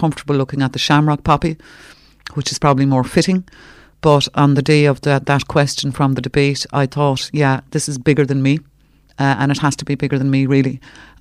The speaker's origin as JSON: {"language": "English", "area": "Cork", "region": "Munster", "country": "Ireland", "also_born_or_lived": "Gaeltacht", "said": "I'm from Cork"}